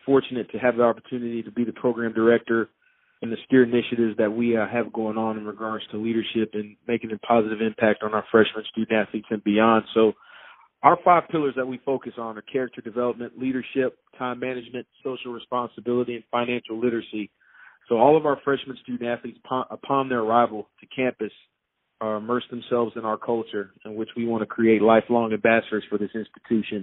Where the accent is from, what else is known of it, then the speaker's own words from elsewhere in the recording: Tallahassee, Florida, United States; also born or lived in Michigan; born and raised in the Tallahassee, Florida